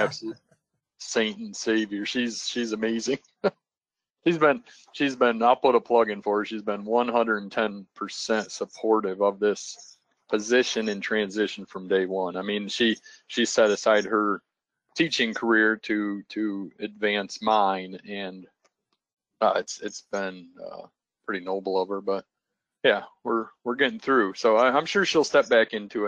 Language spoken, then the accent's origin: English; Northwest Ohio, United States; I always took a lot of pride growing up in Northwest Ohio